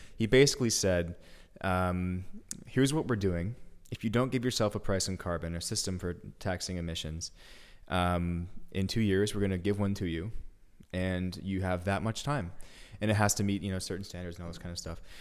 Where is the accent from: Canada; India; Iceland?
Canada; now in Berlin, Germany; I'm from, I'm from Canada